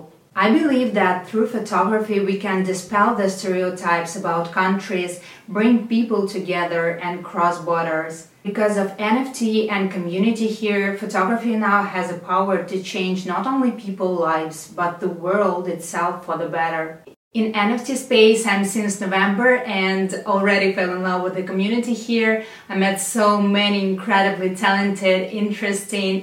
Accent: Russia; I'm a photographer from Russia

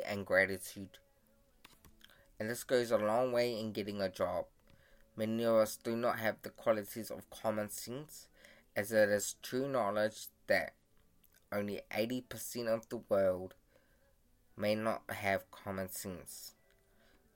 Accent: Fiji; now in New Zealand; So, I was born in Siwa, Fiji. I came to New Zealand as a refugee immigrant to live a better life in New Zealand.

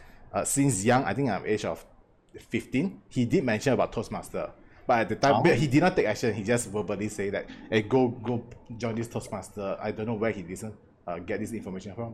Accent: Malaysia; as Malaysian, especially Malaysian, I grew up

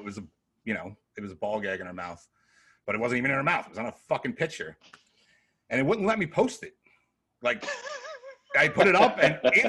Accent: New York, United States; also born or lived in Connecticut; I'm all about New York, Little Vincent's over here and shit like that. You know, I guess that's what you grow up

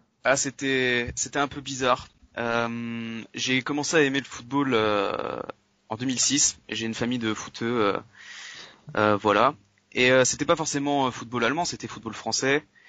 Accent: Nantes, Pays de la Loire, France; je suis de Nantes

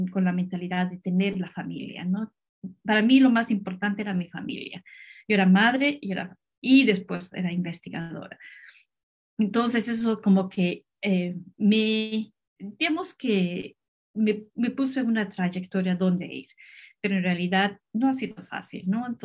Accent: Cusco, Peru; Yo en realidad soy cusqueña, yo estudié eh, biología en, en, la Universidad de Cusco

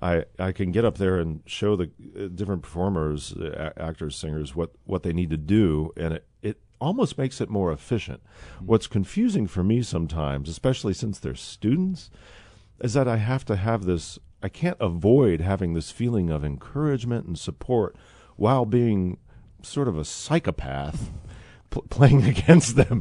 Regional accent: Midwest, United States; I'm born and raised in the Midwest.

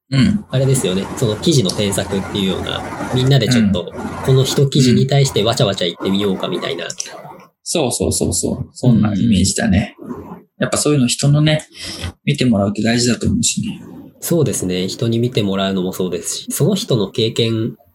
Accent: Aichi, Japan; 自分、愛知県出身だから、名古屋にすごい詳しいわけだよね。

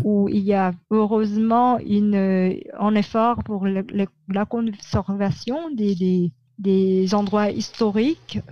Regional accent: Manila, Metro Manila, Philippines; French is a second language; j'ai grandi à Mani

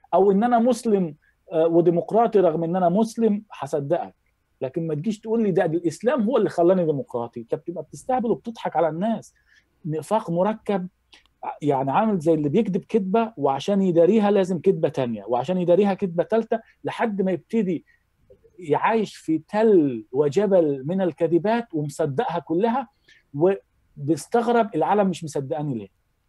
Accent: Giza, Giza Governorate, Egypt; born or raised there; moved away as an adult; now in Germany

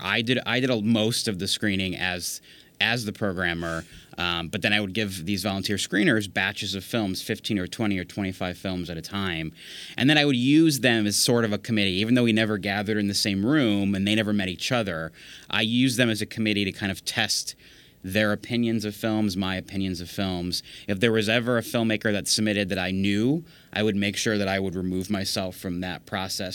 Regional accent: Virginia, United States; I grew up in Virginia

